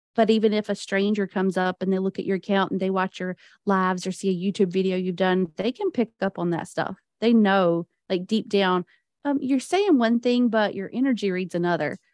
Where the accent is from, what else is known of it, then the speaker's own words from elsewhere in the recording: the Bible Belt, United States; I was raised in the Bible Belt